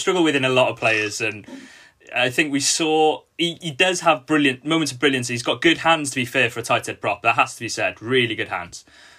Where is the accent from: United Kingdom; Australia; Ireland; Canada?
United Kingdom; Wales